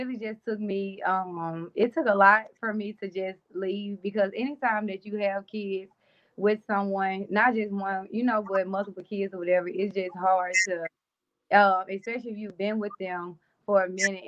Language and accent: English; Jackson, Mississippi, United States; moved away as an adult; now in Dallas, United States; I am from Jackson, Mississippi.